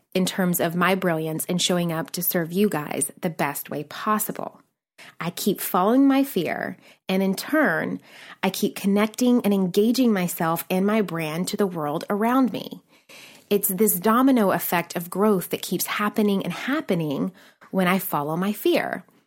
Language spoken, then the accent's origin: English; Nashville, Tennessee, United States; moved away as an adult; also born or lived in New York City; I'm a girl from Nashville, Tennessee